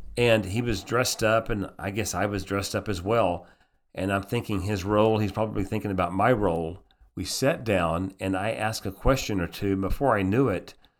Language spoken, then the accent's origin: English; United States; also born or lived in Austria; I'm an American